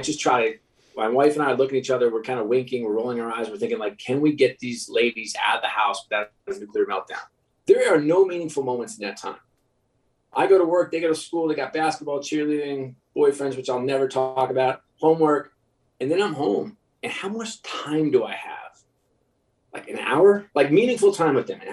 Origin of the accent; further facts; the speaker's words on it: New York, United States; I'm a New York kid